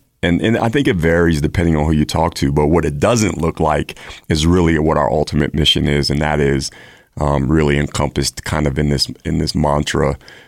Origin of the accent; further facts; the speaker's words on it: Maryland, United States; also born or lived in El Paso, Texas; I grew up, as you mentioned, I grew up in Maryland. I'm a Air Force brat. So my father, we lived in several places in the country growing up. I was adopted. I was born in Texas, El Paso, Texas.